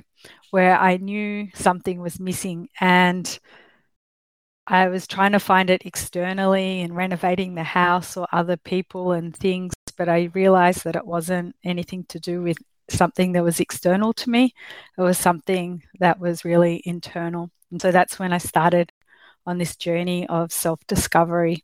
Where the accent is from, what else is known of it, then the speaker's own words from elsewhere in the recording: Australia; accent: Australian; I'm obviously from Australia, you can tell with my accent.